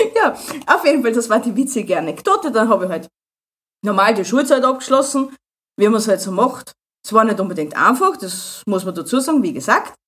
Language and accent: German; Austria; habe alle meine Pflichten erfüllt, was man als Österreicher so machen muss